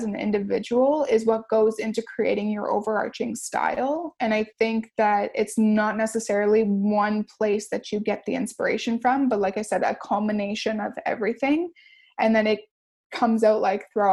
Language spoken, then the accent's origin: English; Windsor, Ontario, Canada; We're all from Windsor, Essex. We're all from YQG.